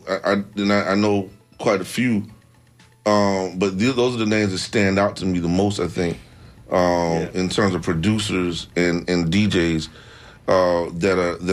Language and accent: English; the South, United States; I'm from the South